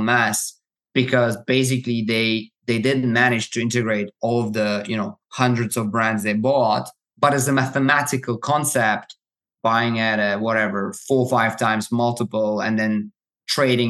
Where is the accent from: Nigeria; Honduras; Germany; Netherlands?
Germany; I grew up in Germany